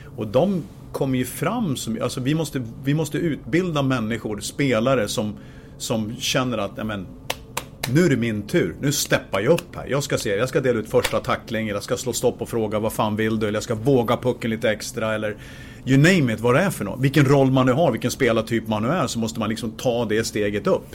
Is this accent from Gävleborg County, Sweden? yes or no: yes; Gävle, Gävleborg County, Sweden; Jag kommer från Gävle